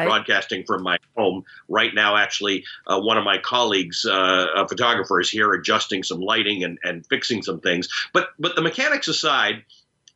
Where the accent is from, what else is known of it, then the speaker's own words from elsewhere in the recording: Canada; also born or lived in Kenya; I'm a Kenyan-born Muslim who grew up in Canada